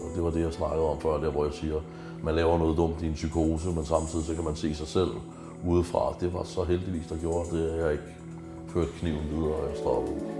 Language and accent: Danish; Stevns, Zealand, Denmark; moved away; also born or lived in Christianshavn, Copenhagen; Jeg er fra Carisa, jeg føler vokset op på Stævns. Jeg skal tilbage til, til Stævns igen